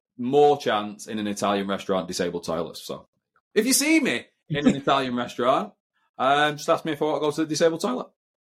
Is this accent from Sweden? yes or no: no; United Kingdom; I'm quite British in that sense.